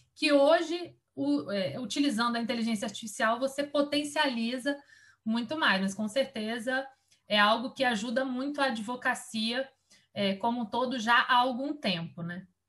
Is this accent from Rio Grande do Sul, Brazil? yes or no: no; Vitória, Espírito Santo, Brazil; moved away as an adult; now in Brasília, Brazil; eu sou capixaba e saí de Vitória